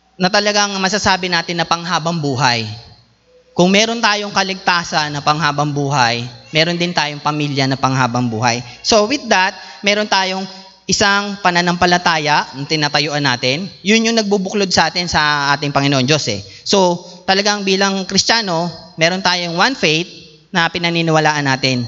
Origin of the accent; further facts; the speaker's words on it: Philippines; tayo bilang Pilipino